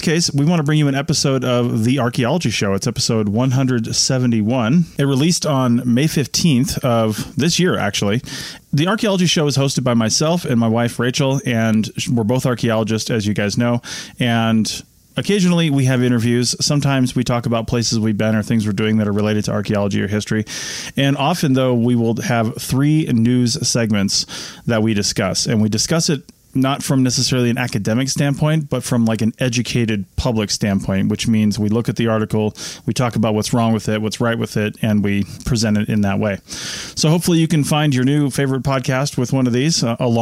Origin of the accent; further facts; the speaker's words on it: Monroe, Washington, United States; My hometown, Monroe, Washington, or Washington, or depending on who you talk to.